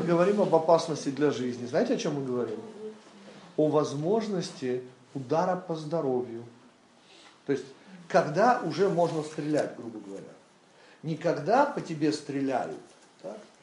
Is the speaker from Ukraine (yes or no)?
yes; Western Ukraine, Ukraine; moved away; Я родился на Западной Украине.